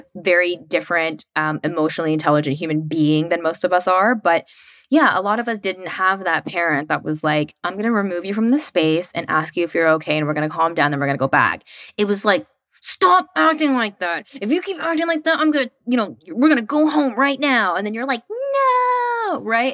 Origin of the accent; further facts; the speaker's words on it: West Tennessee, United States; moved away as an adult; also born or lived in New York City; I grew up in West Tennessee in a really small town